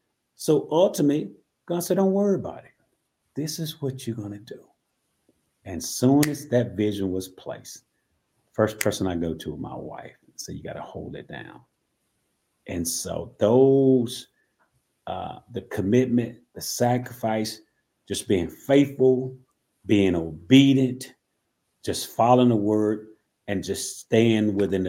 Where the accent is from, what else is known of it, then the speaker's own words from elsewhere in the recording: Tifton, Georgia, United States; I'm from Tifton, Georgia, which is 3 hours away from Atlanta.